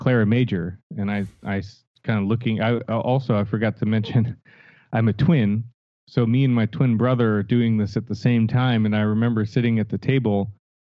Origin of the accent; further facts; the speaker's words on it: Stamford, Connecticut, United States; moved away as an adult; also born or lived in Los Angeles; I was born and raised in Connecticut, Stamford, Connecticut, so East Coast